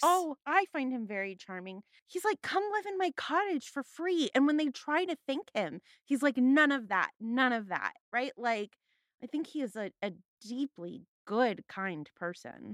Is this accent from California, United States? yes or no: yes; Los Angeles, California, United States; I'm from the San Fernando Valley